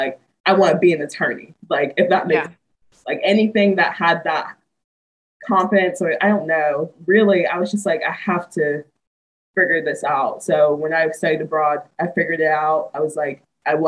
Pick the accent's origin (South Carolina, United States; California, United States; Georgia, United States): Georgia, United States; Atlanta; moved away as an adult; also born or lived in Auburn, Alabama; now in Knoxville, United States; I'm born and raised in Atlanta, Georgia.